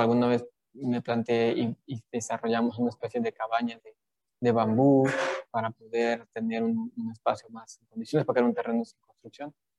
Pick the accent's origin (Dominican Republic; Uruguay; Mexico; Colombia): Mexico; la mayoría de los mexicanos somos católicos